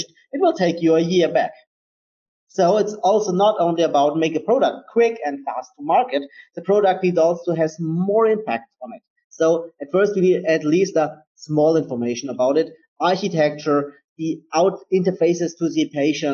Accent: Germany; I am from Germany

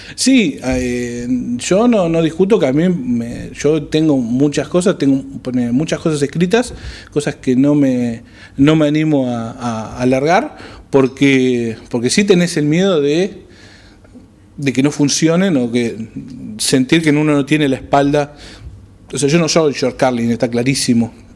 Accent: Argentina; cómo somos los argentinos

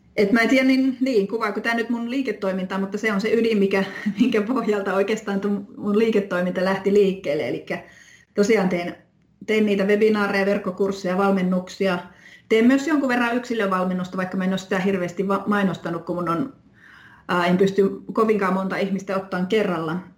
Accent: Oulu, North Ostrobothnia, Finland; moved away as an adult; also born or lived in London / Rovaniemi; now in Haapavesi, Finland; mä oon Oulusta, Oulun seudulta kotoisin

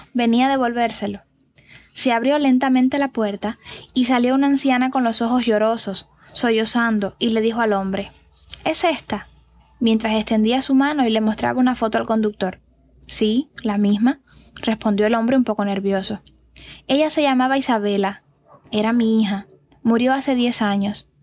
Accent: Cuba; historias de mi tierra

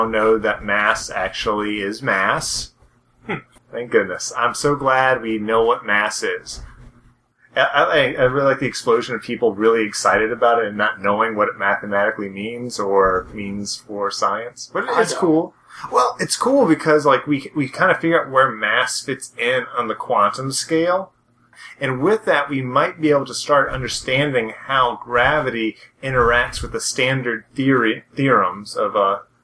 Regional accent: United States; I'm American

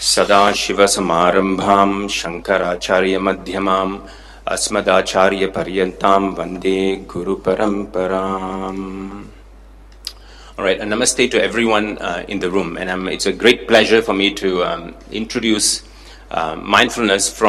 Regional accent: Singapore; I was born in Singapore, and I learned all of this in Singapore from a Singaporean context

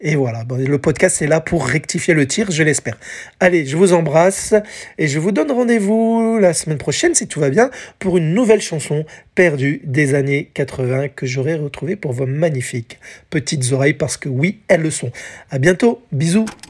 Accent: France; chez nous, en France

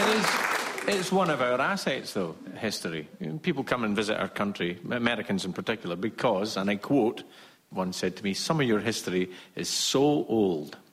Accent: Scotland, United Kingdom; as a Scot

